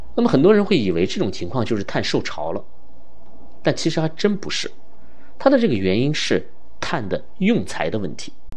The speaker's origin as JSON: {"language": "Chinese", "country": "China", "said": "我们中国人"}